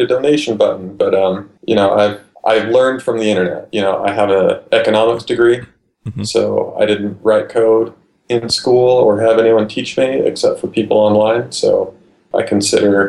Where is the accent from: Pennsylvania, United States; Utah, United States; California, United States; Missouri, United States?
Utah, United States; I'm from Utah